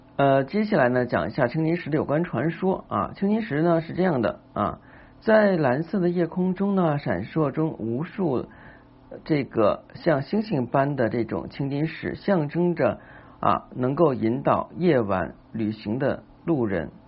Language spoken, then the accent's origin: Chinese; China; 就是我们中国人呢是比较厉害的